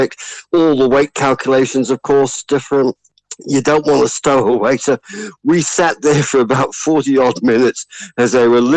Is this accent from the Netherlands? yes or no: no; New Zealand; we're just from New Zealand.